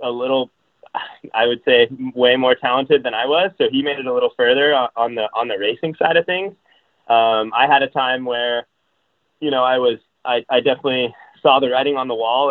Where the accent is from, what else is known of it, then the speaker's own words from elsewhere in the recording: Orlando, Florida, United States; moved away; my brother and I both grew up racing in Central Florida. We're from Orlando